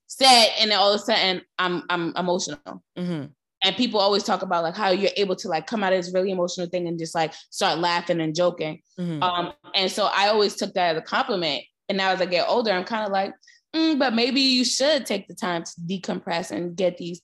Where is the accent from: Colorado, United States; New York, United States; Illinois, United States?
New York, United States; New York City; accent: New York; moved away as an adult; now in Los Angeles, United States; I was from Brooklyn, Broadway just wasn't a conversation in my household